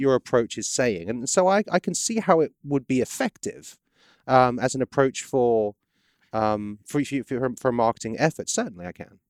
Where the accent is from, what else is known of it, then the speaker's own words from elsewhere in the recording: England, United Kingdom; moved away as an adult; now in Baton Rouge, United States; I'm British